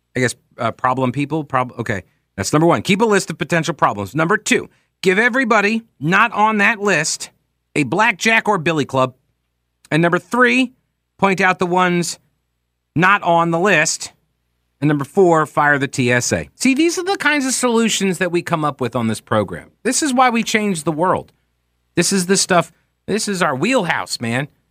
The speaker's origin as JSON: {"language": "English", "region": "New York", "country": "United States", "accent": "New York", "moved": "yes"}